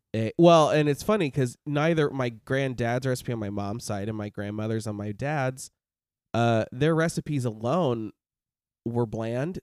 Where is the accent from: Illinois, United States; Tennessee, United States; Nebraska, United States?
Nebraska, United States; moved away; I'm from Nebraska